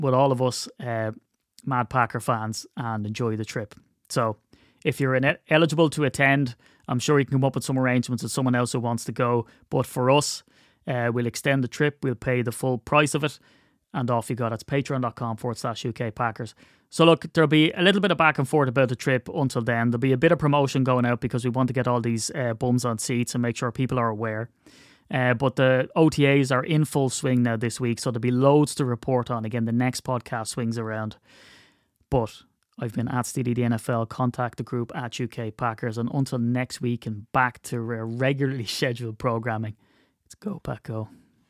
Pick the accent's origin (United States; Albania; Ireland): Ireland; I'm Irish